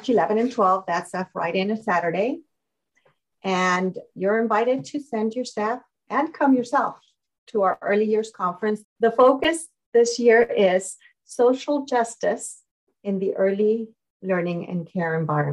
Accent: Mexico; moved away; born and raised in Mexico.

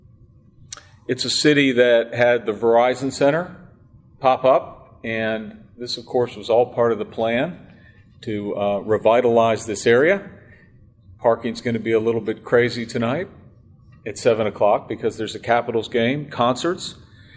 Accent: Pittsburgh, Pennsylvania, United States; now in Washington, D.C., United States; I grew up in Pittsburgh.

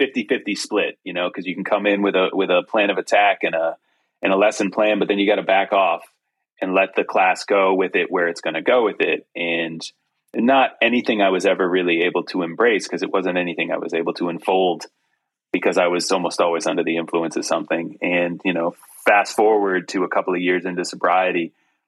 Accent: New England, United States; now in Western North Carolina, United States; I grew up in New England

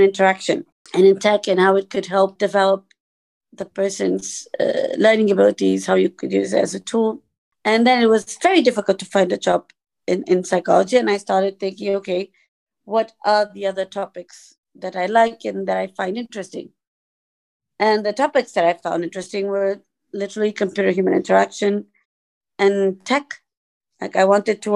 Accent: Portugal; I am from Portugal

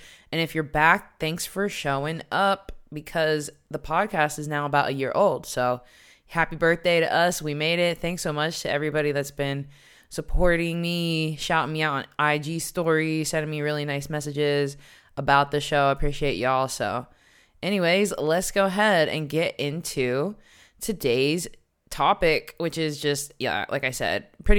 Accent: Morgantown, West Virginia, United States; moved away as an adult; also born or lived in New York City, United States / Washington, D.C., United States; now in Amsterdam, Netherlands; I'm from West Virginia, born and raised in like a small country town.

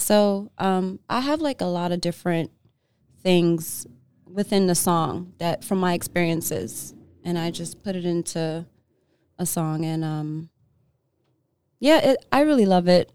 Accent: New York, United States; moved away as an adult; now in Los Angeles, United States; I was born in L A. I was raised in New York.

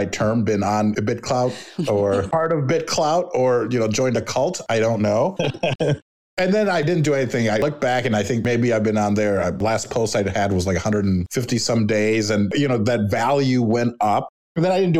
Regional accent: Chicago, Illinois, United States; I'm Latino, but I was born here. I like to say I'm a Chicano from Chicago

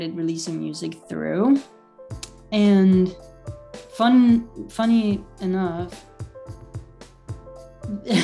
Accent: Italy; now in Halifax, Canada; I'm from Italy originally. I was born and raised there, and then I moved to Halifax, Canada in 2017.

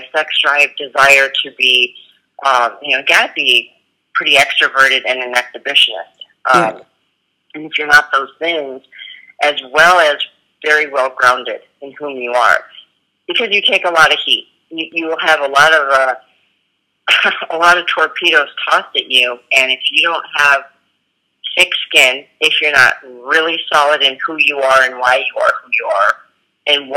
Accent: United States; I'm from America and I'm in a whole other country

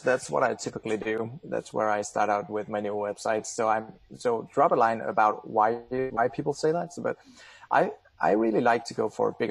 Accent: Denmark; English is a second language; I'm from Denmark

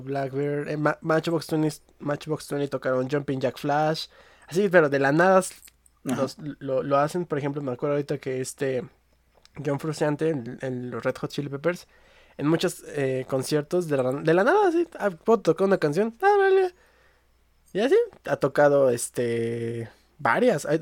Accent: Mexico; yo soy mexicano y aquí me tocó vivir

